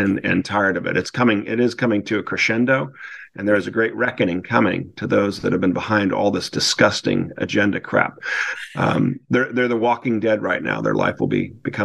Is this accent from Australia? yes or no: no; Newport Beach, California, United States; moved away as an adult; also born or lived in Wellesley, Massachusetts / San Diego, California; I was raised in Corona del Mar, which is in Newport Beach, California